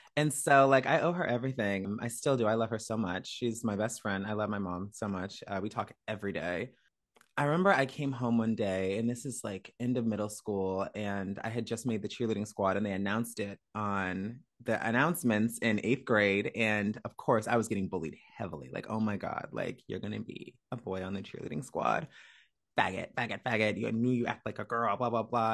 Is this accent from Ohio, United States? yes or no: no; Woodbridge, Virginia, United States; moved away as an adult; also born or lived in Miami; now in Los Angeles, United States; I am from Woodbridge, Virginia